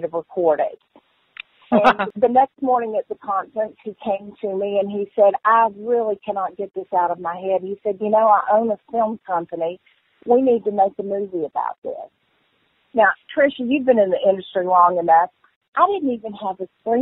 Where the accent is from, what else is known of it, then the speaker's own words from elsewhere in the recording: North Carolina, United States; I was from North Carolina